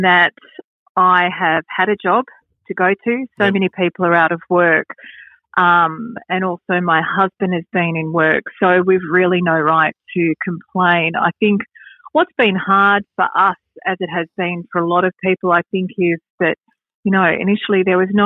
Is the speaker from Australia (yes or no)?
yes; Wangaratta, Victoria, Australia; moved away as an adult; also born or lived in Yarraville; now in Wyndham Vale, Australia; my husband and I are both country born and bred. We're from Wangaratta in the States Northeast